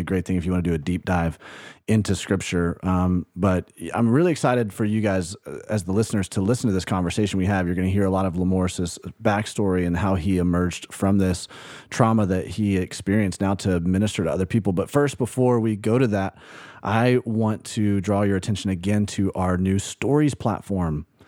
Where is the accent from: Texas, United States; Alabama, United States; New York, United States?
Alabama, United States; Birmingham; moved away; also born or lived in Tuscaloosa, Alabama; grew up in Birmingham, Alabama, lived in Tuscaloosa, Alabama